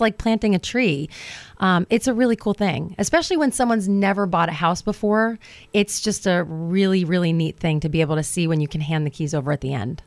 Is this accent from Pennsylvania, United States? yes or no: no; New Jersey, United States; moved away as an adult; also born or lived in Hoboken, New Jersey / Manhattan; now in Virginia, United States; I grew up in New Jersey. I'm a Jersey girl.